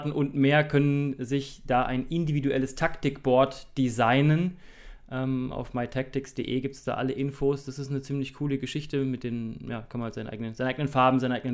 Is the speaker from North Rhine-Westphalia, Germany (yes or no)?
no; Thuringia, Germany; moved away as an adult; Ich bin mit 18 äh, aus Thüringen äh, ausgewandert und ähm, war dann drei Jahre am Bayerischen Untermain beim TV Großwallstadt.